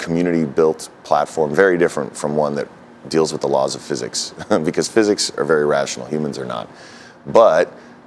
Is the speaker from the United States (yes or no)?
yes; New York City, New York, United States; I'm a New Yorker. I was born in Fort Greene